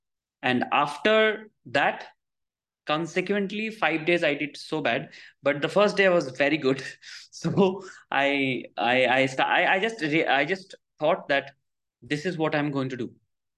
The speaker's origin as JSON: {"language": "English", "country": "India", "first_language": "Bengali", "second_language": "English", "said": "It's a very big problem when I'm doing it in a different language, because my mother tongue is Bengali."}